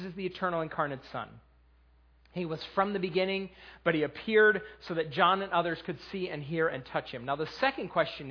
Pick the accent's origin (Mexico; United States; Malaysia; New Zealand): United States; Western New York; now in Lancaster County, United States; I'm from Western New